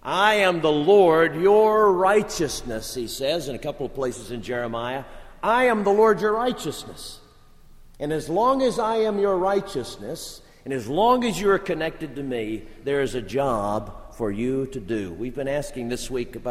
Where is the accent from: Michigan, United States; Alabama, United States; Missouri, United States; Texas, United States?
Alabama, United States; I'm from Alabama